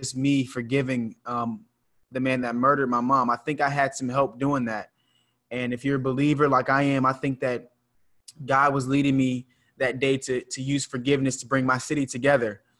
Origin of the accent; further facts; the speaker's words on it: Charleston, South Carolina, United States; here in my hometown of Charleston, South Carolina